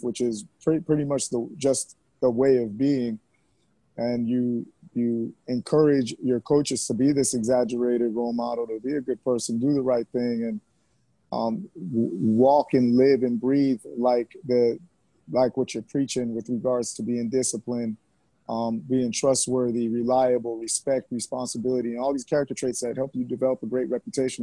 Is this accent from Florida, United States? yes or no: yes; Miami, Florida, United States; also born or lived in Jamaica; A substantial part of my life was in Miami and South Florida area